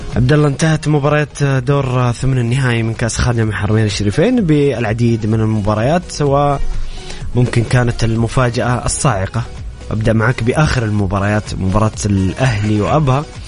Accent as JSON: {"language": "Arabic", "country": "Saudi Arabia", "said": "كل كسعوديين"}